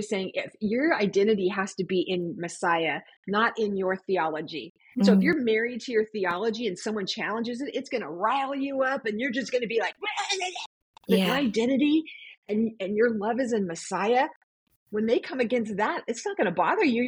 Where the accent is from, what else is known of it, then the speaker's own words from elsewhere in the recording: San Diego, California, United States; moved away; I grew up in San Diego